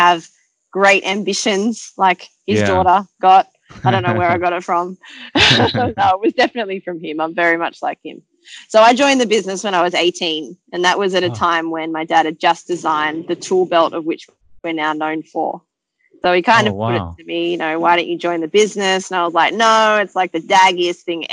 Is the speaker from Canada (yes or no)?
no; Sydney, New South Wales, Australia; They left South Africa, chose to come to Sydney, came here with my older brother and sister, and my dad continued leather work, and I was born in Australia